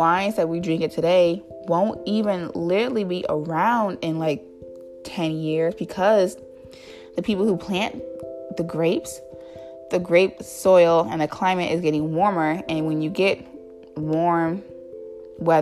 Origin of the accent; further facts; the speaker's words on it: California, United States; moved away; also born or lived in Lake Michigan; Growing up in California and going to the mountains